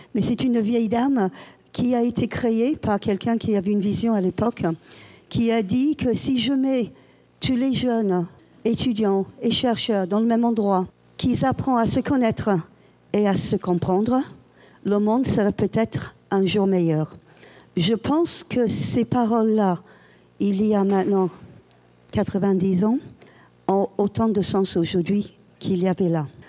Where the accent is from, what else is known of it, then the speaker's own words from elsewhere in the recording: England, United Kingdom; French is a second language; now in Paris, France; chez moi, en Angleterre